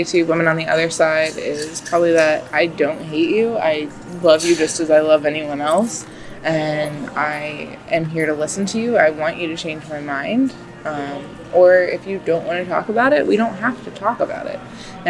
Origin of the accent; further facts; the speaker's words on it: Kent, Ohio, United States; From Kent, Ohio.